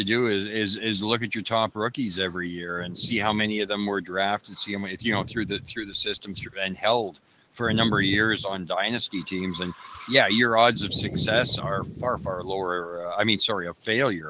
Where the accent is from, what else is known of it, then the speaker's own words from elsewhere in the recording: Canada; I'm a Canadian that says sorry for everything.